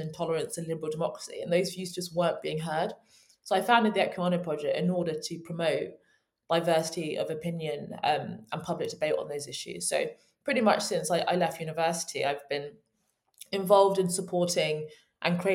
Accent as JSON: {"language": "English", "area": "Kent", "region": "South East England", "country": "United Kingdom", "tie": "born or raised there", "also_born_or_lived": "London", "said": "I was born in London, but I actually grew up in Kent, the child of Nigerian immigrants in the UK"}